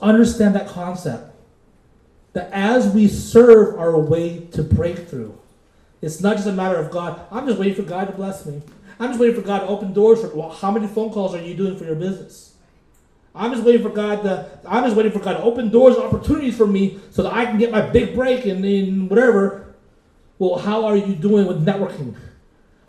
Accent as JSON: {"language": "English", "country": "Philippines", "said": "I'm Filipino"}